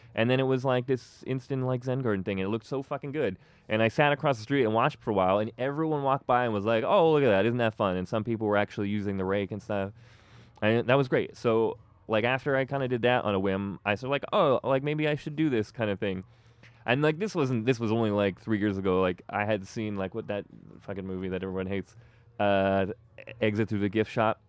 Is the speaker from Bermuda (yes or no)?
no; Toronto, Ontario, Canada; I grew up here. Like, I grew up in Etobicoke